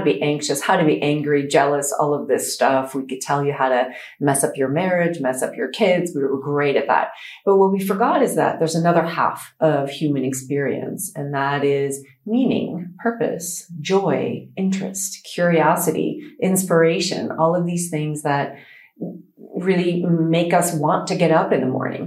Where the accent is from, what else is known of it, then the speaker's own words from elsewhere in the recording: Canada; now in United Arab Emirates; I am a psychologist from Canada.